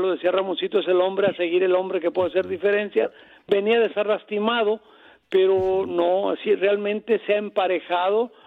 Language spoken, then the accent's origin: Spanish; Colima, Mexico; yo soy de Colima, de Tierra Caliente